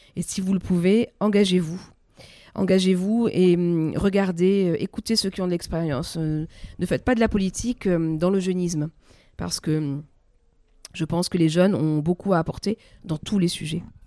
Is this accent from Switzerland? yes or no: no; France; toutes ces valeurs qui font que nous sommes Français